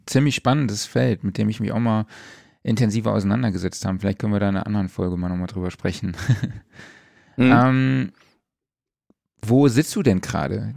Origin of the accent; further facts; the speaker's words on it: Saarland, Germany; bei mir ja direkt um die Ecke ist von meiner Heimat aus. Das ist ein Katzensprung vom Saarland.